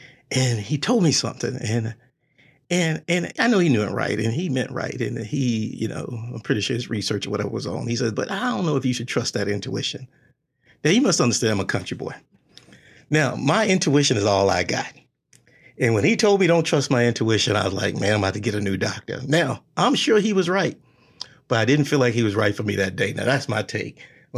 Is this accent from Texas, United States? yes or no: yes; Texas, United States; I'm from Texas.